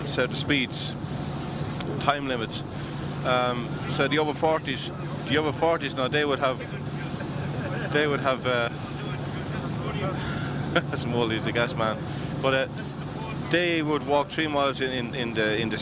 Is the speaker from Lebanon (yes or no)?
no; Mallow, Munster, Ireland; I'm from Mallow myself.